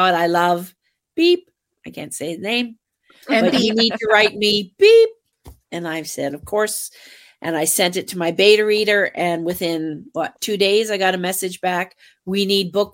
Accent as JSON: {"language": "English", "country": "Canada", "said": "we're Canadian."}